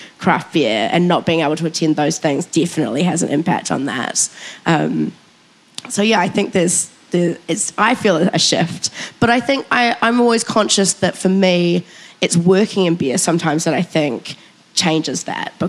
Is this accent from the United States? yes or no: no; New Zealand; I can't believe as a Kiwi